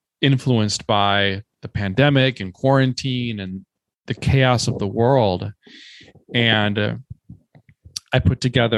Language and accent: English; Minnesota, United States; moved away as an adult; also born or lived in New York City / Culebra; I grew up in Minnesota